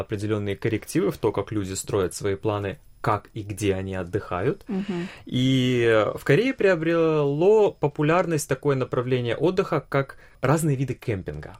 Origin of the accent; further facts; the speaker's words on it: Vladivostok, Primorsky Krai, Russia; Я родился и вырос во Владивостоке